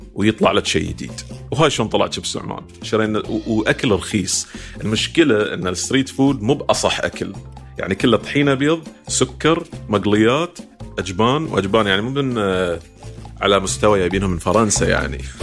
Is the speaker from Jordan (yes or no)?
no; Bahrain